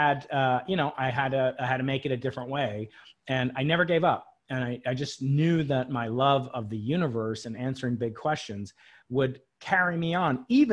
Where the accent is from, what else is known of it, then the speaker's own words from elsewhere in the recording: Long Island, New York, United States; I grew up outside New York City on Long Island